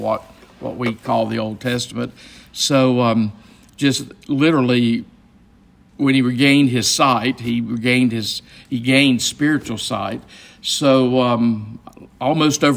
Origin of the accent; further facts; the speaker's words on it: Gastonia, North Carolina, United States; the synagogue in my hometown of Gastonia is very, very small